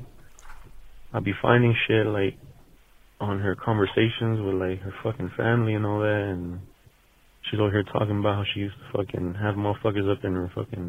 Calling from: Las Vegas, Nevada, United States; Fucking, I'm calling from Vegas.

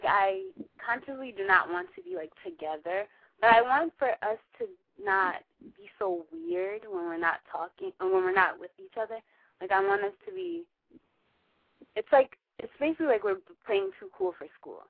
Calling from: New York, United States; I'm 21. I'm calling from New York.

